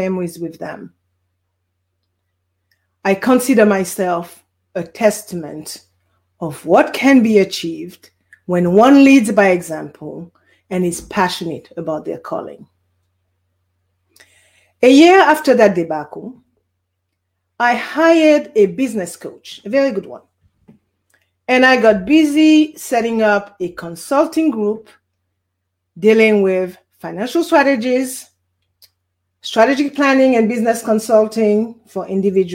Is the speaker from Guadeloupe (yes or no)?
yes; Guadeloupe; also born or lived in Bermuda; now in California, United States; I was born in Guadeloupe. For those of you who do not know where Guadeloupe is a French island in the Caribbean Sea, hence the accent